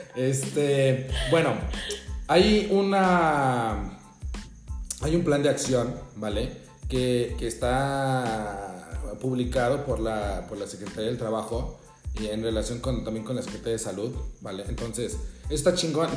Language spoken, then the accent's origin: Spanish; Mexico; somos mexicanos